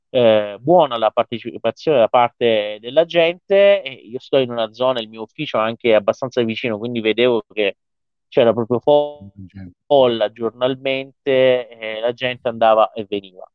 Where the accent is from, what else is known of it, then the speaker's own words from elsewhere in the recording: Iran; delle forze dell'ordine del mio paese